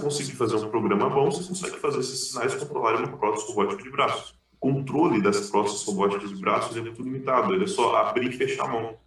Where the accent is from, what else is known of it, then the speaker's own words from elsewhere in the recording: Aquidauana, Mato Grosso do Sul, Brazil; Eu sou de Aquidauana, de uma cidade chamada Aquidauana, é uma cidade de 45 mil habitantes do interior do Mato Grosso do Sul.